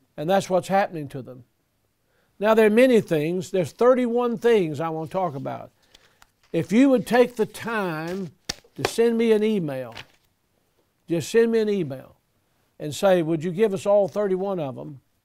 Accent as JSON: {"language": "English", "town": "Selma", "region": "Alabama", "country": "United States", "tie": "born or raised there", "said": "I was born in Selma, Alabama"}